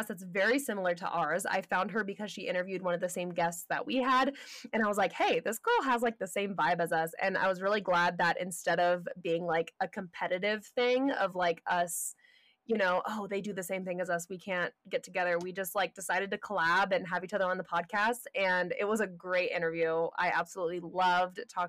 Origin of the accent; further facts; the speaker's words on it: Southern California, United States; moved away as an adult; also born or lived in Colorado; I grew up in Southern California